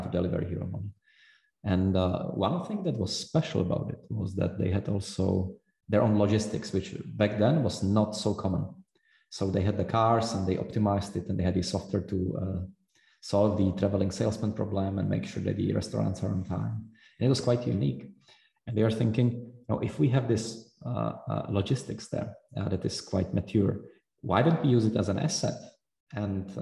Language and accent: English; Prague, Czechia; moved away; also born or lived in Zurich; I was from Prague originally